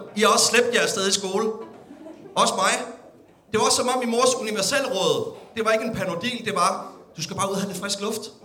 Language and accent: Danish; Denmark